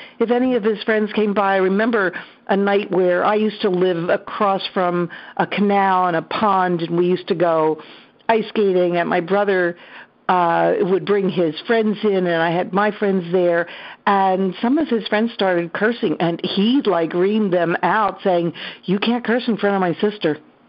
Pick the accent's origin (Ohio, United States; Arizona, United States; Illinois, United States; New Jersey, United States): New Jersey, United States; Atlantic City; also born or lived in Trenton, New Jersey; So I grew up, I was born in Atlantic City, New Jersey, down at the seashore, and I returned there for many summers. I moved 5 times before I settled in Trenton, New Jersey for a long time.